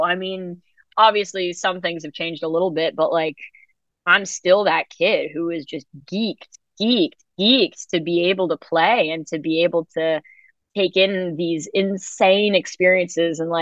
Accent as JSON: {"language": "English", "town": "New York City", "region": "New York", "country": "United States", "tie": "born or raised there", "said": "I grew up in New York City"}